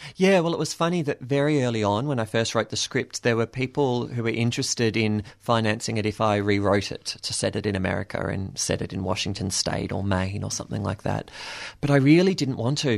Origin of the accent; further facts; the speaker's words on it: Williamstown, Victoria, Australia; I grew up in Williamstown, so that was my little bubble